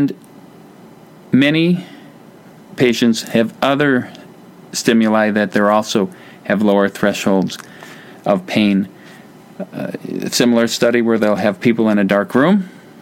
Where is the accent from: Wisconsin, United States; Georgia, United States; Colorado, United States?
Wisconsin, United States; I'm from Wisconsin